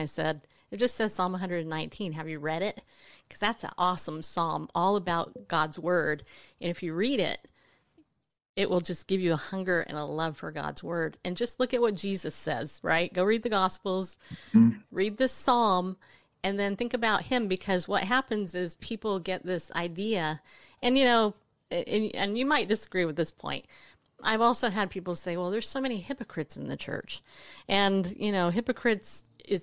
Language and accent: English; Southern California, United States; moved away as an adult; now in Tennessee, United States; I grew up in Southern California.